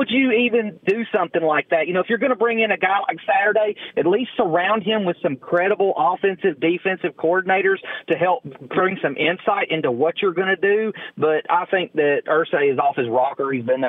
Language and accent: English; Tennessee, United States; I'm from Middle Tennessee, and I'm a big Titans fan, unfortunately.